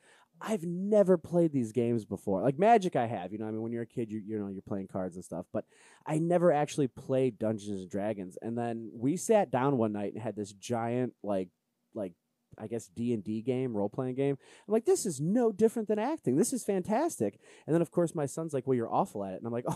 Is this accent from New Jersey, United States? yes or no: no; Cleveland, Ohio, United States; I'm from Cleveland